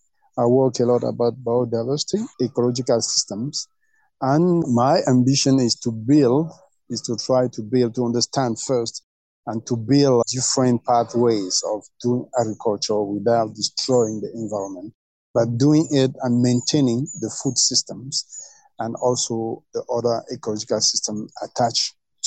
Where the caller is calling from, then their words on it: Dschang, West, Cameroon; English is a second language; I'm connecting from Dschang. Dschang is my university, is the campus. And the university is located in the Western Highlands of Cameroon, 1,400 meters above sea level.